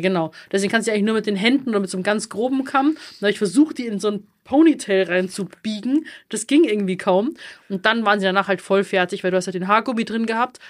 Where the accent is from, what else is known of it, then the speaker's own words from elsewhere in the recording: Bavaria, Germany; accent: Bavarian; ich auch immer mehr anfange, bayerisch zu reden, also ich merke, ich rede dann auch immer mehr Dialekt